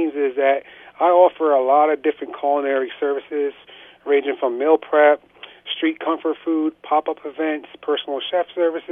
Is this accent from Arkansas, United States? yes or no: no; Somerville, New Jersey, United States; moved away as an adult; now in Phillipsburg, United States; I grew up in Somerville, New Jersey, central New Jersey